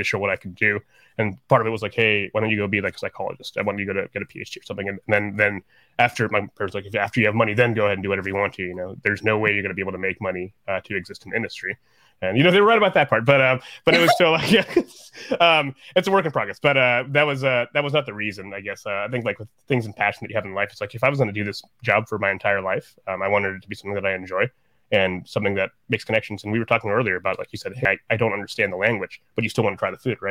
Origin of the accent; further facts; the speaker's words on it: Columbus, Ohio, United States; also born or lived in New York City; I was born in Columbus, Ohio, and it might not be what you would expect. It's not like Applebee's food. Like it's my mom made Bengali food in Columbus, Ohio